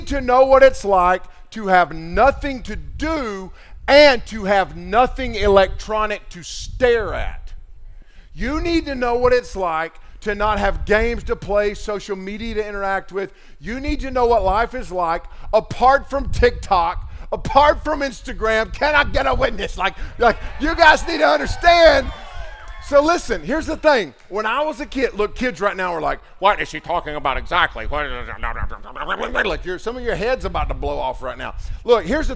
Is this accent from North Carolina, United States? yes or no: yes; Waynesville, North Carolina, United States; my hometown of Waynesville, North Carolina